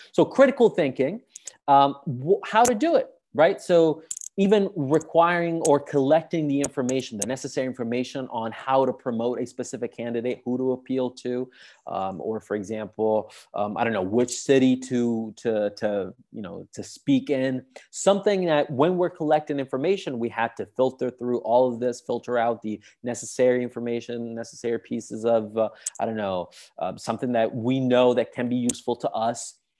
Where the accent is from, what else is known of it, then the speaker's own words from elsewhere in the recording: Sicily, Italy; English is a second language; moved away as an adult; now in Rome, Italy; I'm from Sicily, from the south of Italy